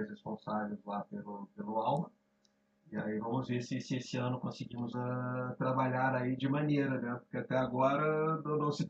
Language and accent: Portuguese; Belo Horizonte, Minas Gerais, Brazil; born there; also born or lived in Rio de Janeiro; eu sou nascido em Belo Horizonte, Minas Gerais. Mas é, vivi em todos os lados do Brasil. Mas passei a maior parte da minha vida é, no Rio de Janeiro.